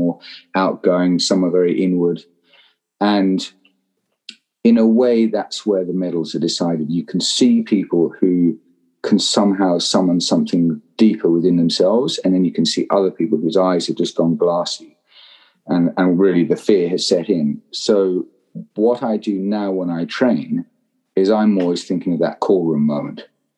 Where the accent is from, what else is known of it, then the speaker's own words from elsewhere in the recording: London, United Kingdom; accent: Southeast London; I turned up to Eton when I was 13, and with my Southeast London accent, which let's say did not go down at all well with the poshies.